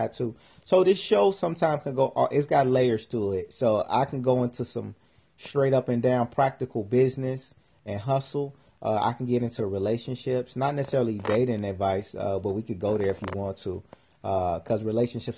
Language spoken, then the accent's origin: English; Chicago, Illinois, United States; came up in Chicago, and I started my first business when I was about 12 years old.